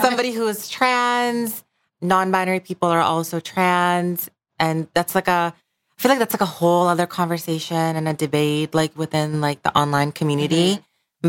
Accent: Bangladesh; moved away; I grew up in Bangladesh

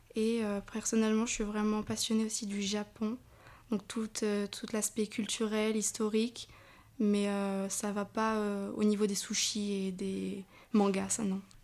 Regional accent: Royan, Nouvelle-Aquitaine, France; je viens de Charles-Maritime, donc précisément de Royan

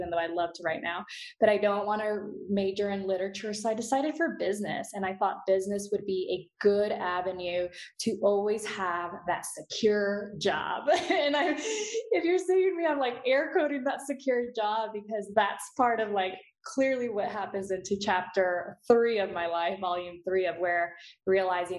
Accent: Houston, Texas, United States; in growing up in Houston, I grew up surprisingly in a really decent neighborhood, very diverse

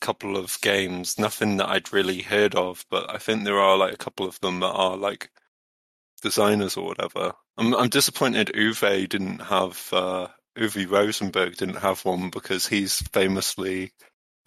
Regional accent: Pembrokeshire, Wales, United Kingdom; accent: Midlands; moved away; I do have a Midlands accent, but you know, I grew up in Pembrokeshire

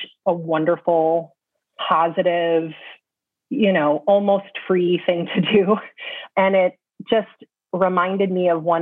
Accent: California, United States; moved away as an adult; also born or lived in Michigan; now in New York, United States; I was born in California, had dear, dear friends who I'm still very close with. I went to school in Michigan. I've been in New York since 2001.

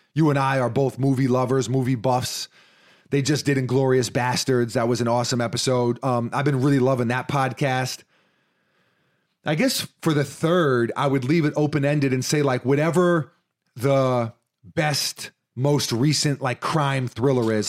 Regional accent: New York City, New York, United States; we're from New York City

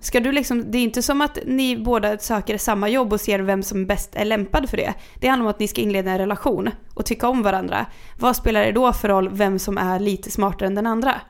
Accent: Kungsör, Västmanland, Sweden; moved away; när jag var hemma i Kungsör

